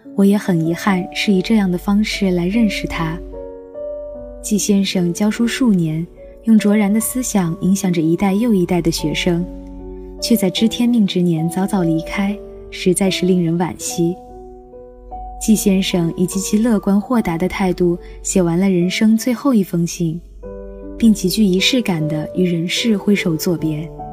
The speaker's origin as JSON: {"language": "Chinese", "town": "Mianyang", "region": "Sichuan", "country": "China", "moved": "as an adult", "lives_now": "Nanjing, China", "said": "来自四川绵阳，现在我在南京大学，距离我的家乡一千三百六十公里"}